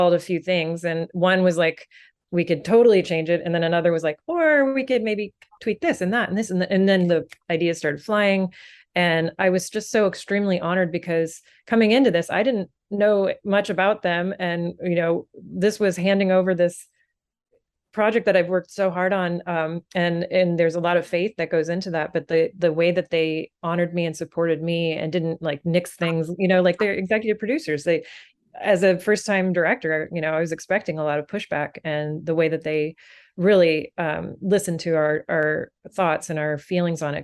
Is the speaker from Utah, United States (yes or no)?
no; Tampa, Florida, United States; In my hometown, I grew up in like the Tampa Bay area of Florida, which is its own weird horror nest